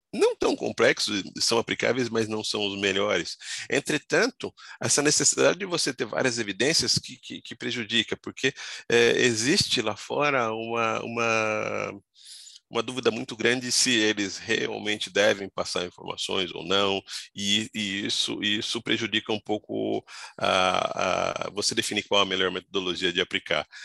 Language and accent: Portuguese; São Paulo, Brazil; also born or lived in Goiás; eu sou de Goiás, mas eu vim com a minha família para São Paulo, eu tinha um ano de idade, né? Então eu já sou radicado